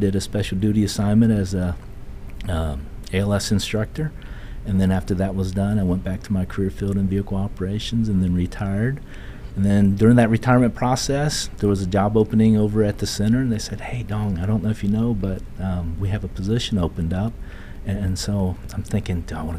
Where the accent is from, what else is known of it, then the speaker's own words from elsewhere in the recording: New Carlisle, Ohio, United States; moved away; also born or lived in Seoul, South Korea; I was born in Seoul, South Korea, and I came to the United States when I was 5 years old and lived in a little town called New Carlisle, Ohio, and I was raised there